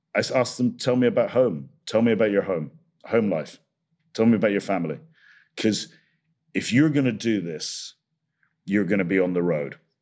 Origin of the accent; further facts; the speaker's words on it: Scotland, United Kingdom; I'm Scottish